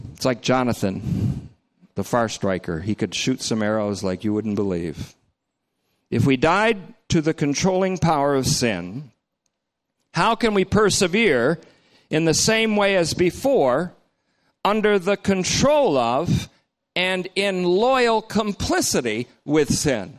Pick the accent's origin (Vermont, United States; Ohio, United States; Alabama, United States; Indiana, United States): Vermont, United States; North Bennington; my hometown, North Bennington, Vermont